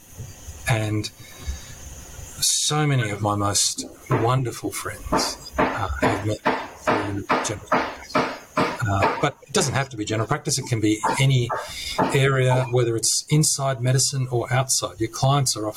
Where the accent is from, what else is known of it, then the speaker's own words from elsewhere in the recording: country New South Wales, Australia; also born or lived in Sicily; now in Canberra, Australia; I'm originally from Sicily and country New South Wales